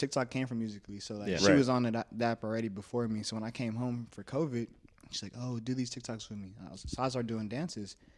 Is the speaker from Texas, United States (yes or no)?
yes; Corpus Christi, Texas, United States; moved away as an adult; now in San Antonio, United States; I'm from Corpus Christi, Texas, 361